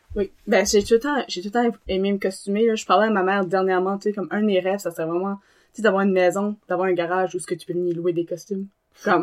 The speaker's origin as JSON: {"language": "French", "town": "Dunlop", "region": "New Brunswick", "country": "Canada", "also_born_or_lived": "Tracadie / Beresford / Moncton", "said": "j'arrive de Dunlop. Euh, j'ai vécu à Dunlop, Tirocher, Beresford, puis à Moncton aussi"}